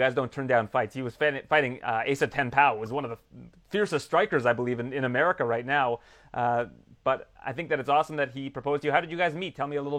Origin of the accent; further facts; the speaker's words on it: Canada; I'm from Canada, right?